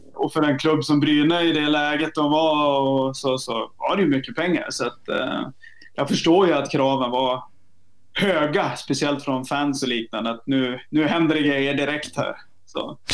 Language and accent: Swedish; Vännäs, Västerbotten County, Sweden; moved away; also born or lived in Norway; jag kommer ju från Vännäs som ligger en halvtimme utanför Umeå